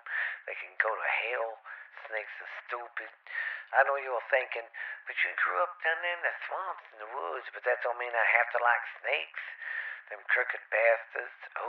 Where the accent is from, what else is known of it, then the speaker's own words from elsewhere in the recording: the South, United States; I'm from the South